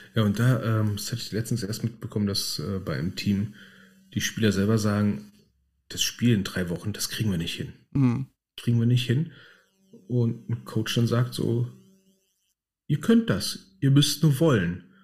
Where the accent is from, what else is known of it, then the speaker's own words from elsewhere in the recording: Berlin, Germany; wir sind halt Berliner